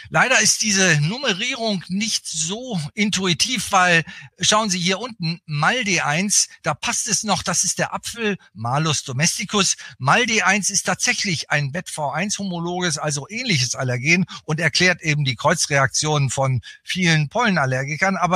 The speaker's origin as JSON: {"language": "German", "region": "Bremen", "country": "Germany", "lives_now": "Berlin, Germany", "said": "ich bin eigentlich kein richtiger Berliner, auch wenn ich jetzt schon viele Jahrzehnte in Berlin lebe, mit Unterbrechung. Ich bin eigentlich Bremer, komme aus Norddeutschland, also ein Fischkopf."}